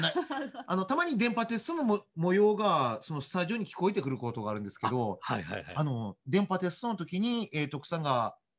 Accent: Kagoshima, Japan; 鹿児島で生まれて、鹿児島で

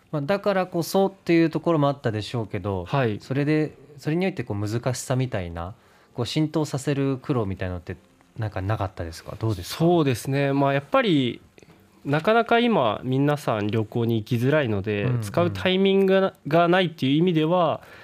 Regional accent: Miyazaki, Japan; moved away; also born or lived in Fukuoka; 宮崎出身なんですけど、福岡に来た時に

